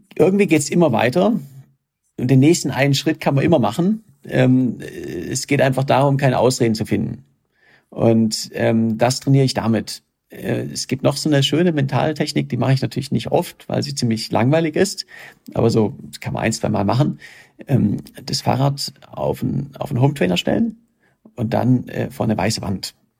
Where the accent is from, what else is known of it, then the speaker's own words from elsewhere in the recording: Germany; ich komme aus Deutschland